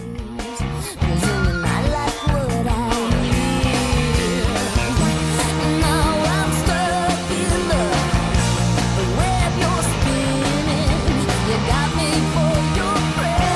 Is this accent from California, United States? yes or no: yes; Orange County, California, United States; I grew up in Orange County, California